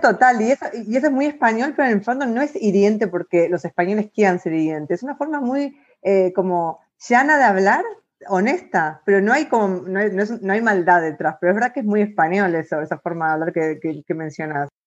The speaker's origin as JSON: {"language": "Spanish", "country": "Argentina", "also_born_or_lived": "Ireland", "moved": "as an adult", "lives_now": "Spain", "said": "cuando salí de Argentina me fui a Irlanda"}